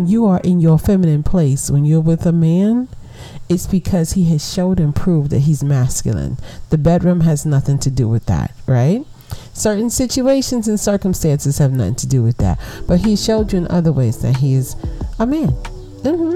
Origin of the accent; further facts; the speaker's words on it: New York City, New York, United States; moved away; big up Brooklyn? I miss my hometown